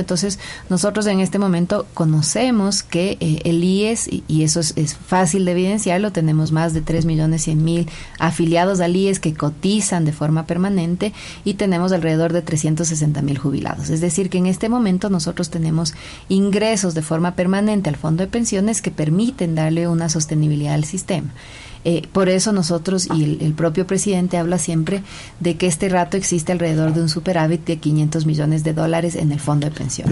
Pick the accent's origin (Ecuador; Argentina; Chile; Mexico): Ecuador; tenemos como sociedad ecuatoriana